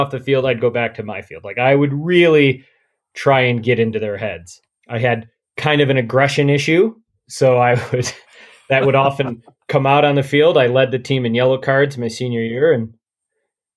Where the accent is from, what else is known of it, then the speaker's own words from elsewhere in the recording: Caledonia, New York, United States; now in Northern California, United States; I loved growing up in a small town